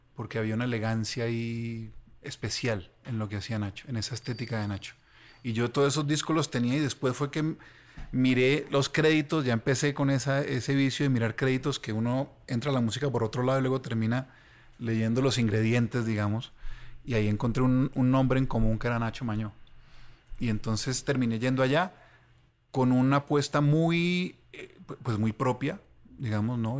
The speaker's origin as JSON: {"language": "Spanish", "town": "Ibagué", "region": "Tolima", "country": "Colombia", "said": "yo soy de Ibagué"}